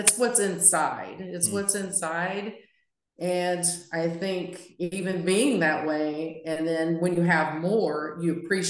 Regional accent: West Virginia, United States; I'm, like I said, I'm from West Virginia. I mean, I was just a girl with big dreams

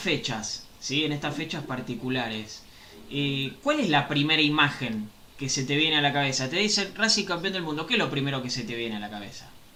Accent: Avellaneda, Buenos Aires Province, Argentina; yo soy de Avellaneda

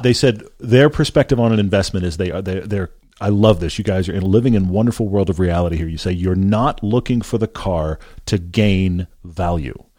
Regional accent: Texas, United States; I grew up in Texas

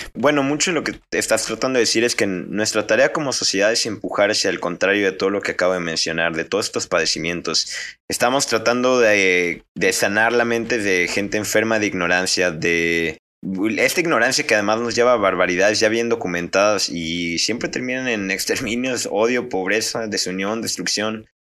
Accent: Mexico; Como a menudo lo somos los mexicanos

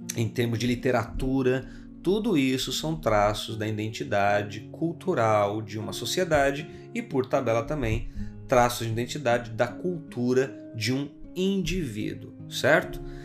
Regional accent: Brazil; enquanto brasileiros, nós herdamos uma herança cultural

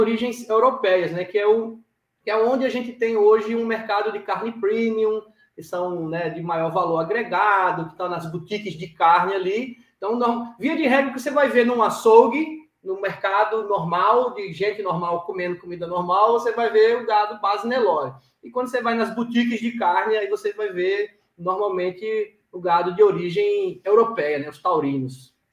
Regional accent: Maceió, Alagoas, Brazil; eu sou um cara que nasci na cidade, cresci na cidade, mas dizer, na praia, né, da capital, em Maceió

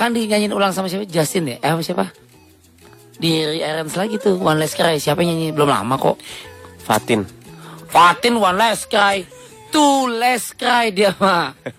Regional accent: Indramayu, West Java, Indonesia; Di daerah gue tuh Indramayu

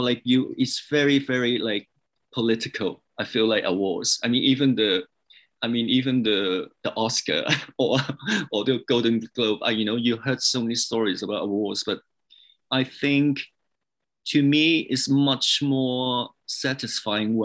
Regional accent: Hong Kong; also born or lived in England / New York / Los Angeles; now in Canada; I was born in Hong Kong, but I moved to England and lived there over 10 years. And then I moved to Canada

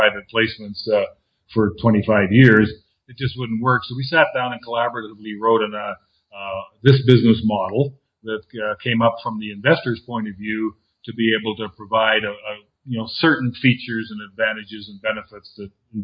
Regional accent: Canada; moved away as an adult; also born or lived in Southern California, United States / Costa Rica / Mexico / Argentina; now in Panama; I'm Canadian, and I left the Great White North in 1989

